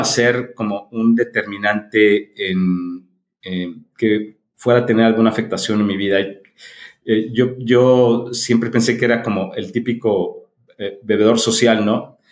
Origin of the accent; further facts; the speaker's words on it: Mexico City, Mexico; now in León, Mexico; Yo, yo nací en la Ciudad de México, soy mexicano y ya tengo este... Eh, 40 años que vivo en León, Guanajuato